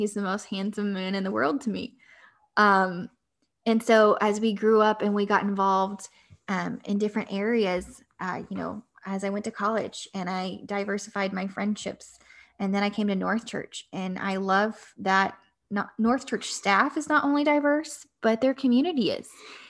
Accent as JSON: {"language": "English", "town": "Noble", "region": "Oklahoma", "country": "United States", "tie": "born or raised there", "also_born_or_lived": "Norman, Oklahoma", "said": "I grew up in a small town in Oklahoma. I grew up in Noble."}